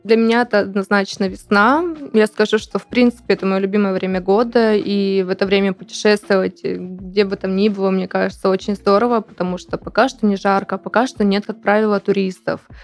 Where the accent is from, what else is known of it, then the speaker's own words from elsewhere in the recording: Anapa, Krasnodar Krai, Russia; moved away; also born or lived in Siberia; Все-таки Анапа мой не родной город, но я там прожила около 16 лет, практически с рождения так есть в Сибири